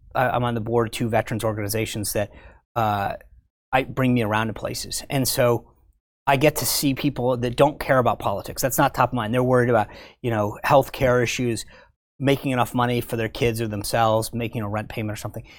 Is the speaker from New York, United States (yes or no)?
no; Rhode Island, United States; moved away; I'm from Rhode Island